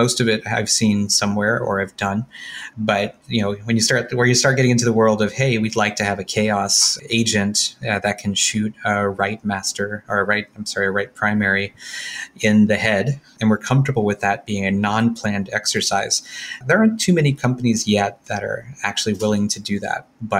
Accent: New Orleans, Louisiana, United States; I grew up in New Orleans, so I already knew how to drink.

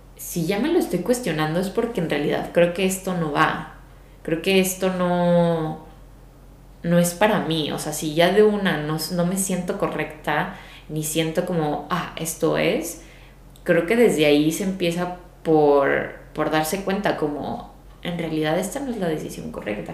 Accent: Mexico; de México

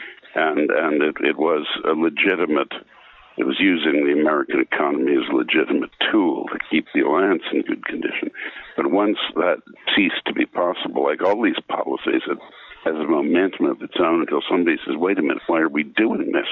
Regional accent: Quebec, Canada; I was brought up in Quebec

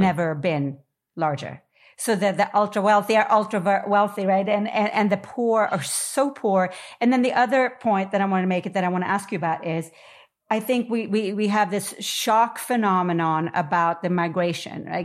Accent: New York, United States; I am a New Yorker

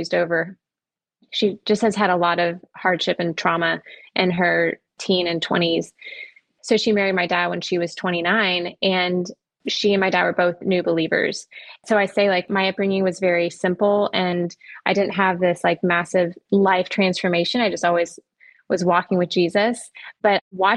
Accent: Orlando, Florida, United States; I grew up in Orlando, Florida

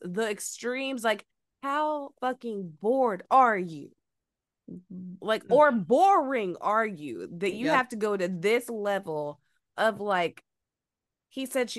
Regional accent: the South, United States; I'm from the South and old school, like you don't act out, like you don't.

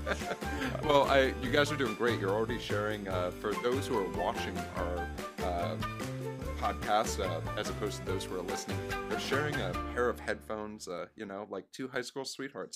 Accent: Boca Raton, Florida, United States; I was raised in Boca Raton, Florida

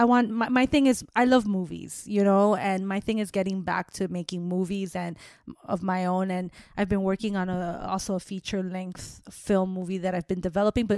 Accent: Miami, Florida, United States; I grew up in Miami

